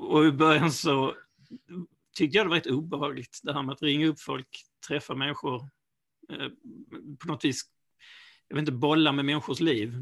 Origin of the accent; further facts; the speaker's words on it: Malmö, Skåne, Sweden; moved away as an adult; now in Ystad, Sweden; jag är ju ursprungligen från Malmö